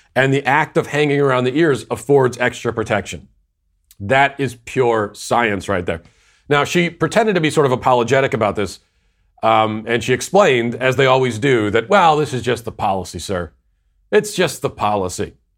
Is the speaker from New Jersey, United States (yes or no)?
no; Virginia, United States; also born or lived in Tennessee; my home state of Virginia